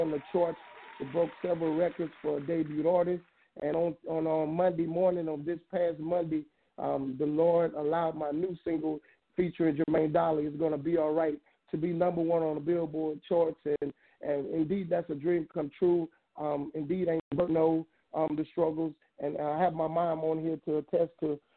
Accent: Hammond, Louisiana, United States; I'm from Hammond, Louisiana

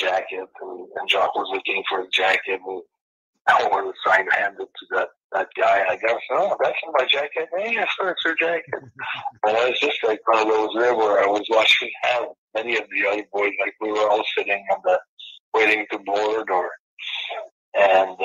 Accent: Canada; I'm from Canada

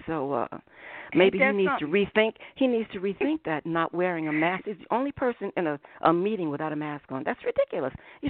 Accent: Willingboro, New Jersey, United States; I'm from Willingboro, New Jersey

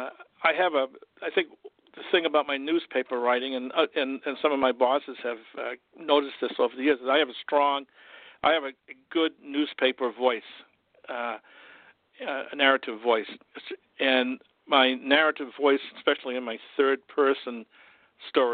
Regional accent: Augusta, Maine, United States; I grew up in Augusta, and I graduated from Coney High School

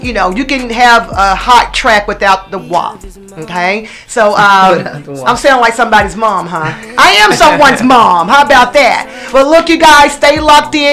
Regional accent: the South, United States; I'm also a dirty South girl because I'm from the South

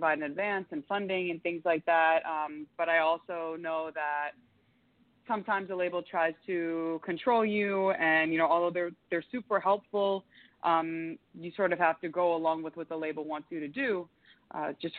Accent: Yonkers, New York, United States; also born or lived in Florida; now in Miami, United States; I'm originally from Yonkers, New York, proud New Yorker, and I moved to Florida in 2005, lived a bunch of different places in Florida, currently in Miami.

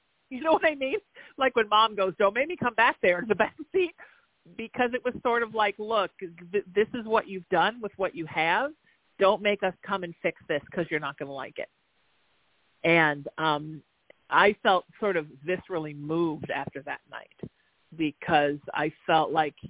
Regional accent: Connecticut, United States; You know, I have a client that teases me because I'm from Connecticut, that I channel the Pepperidge Farm gods.

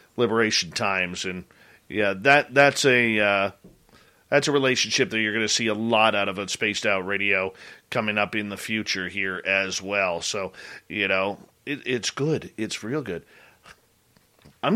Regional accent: Canada; we're Canadian

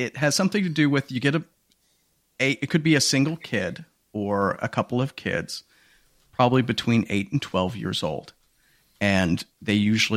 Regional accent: Washington, United States; my home state of Washington

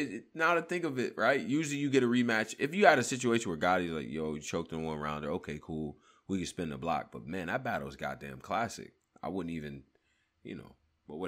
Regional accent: Northeast, United States; I'm from the Northeast

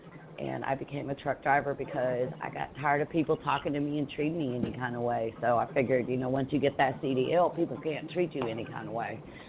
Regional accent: Atlanta, Georgia, United States; Like, I grew up in West End over by the old Kroger on the other side of 285.

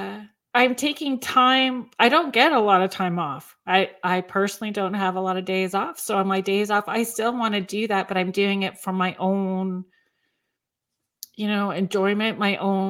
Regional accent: Northern Ontario, Canada; I grew up in Northern Ontario, along Lake Superior

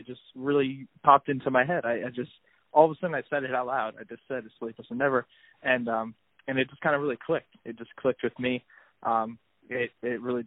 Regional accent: Toms River, New Jersey, United States; I'm from Toms River, New Jersey

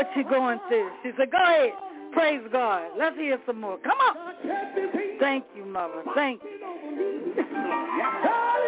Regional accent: Baltimore, Maryland, United States; I'm a street girl. I'm from East Side here in Baltimore

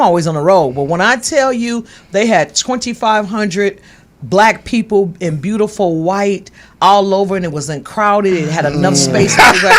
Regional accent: Michigan, United States; I'm from L.A. I'm from Michigan. Me and Sinbad.

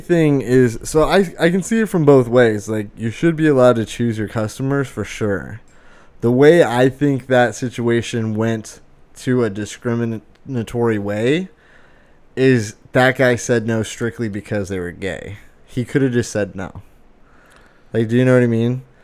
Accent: United States; as an American I've never traveled outside the United States

